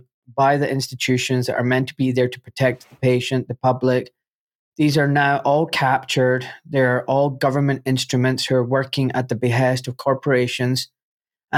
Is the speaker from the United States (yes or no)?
no; Glasgow, Scotland, United Kingdom; being a Glaswegian